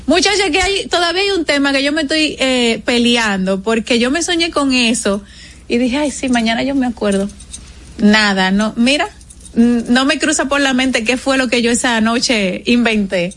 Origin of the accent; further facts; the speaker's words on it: Dominican Republic; es lo que nos identifica como, como, como dominicanos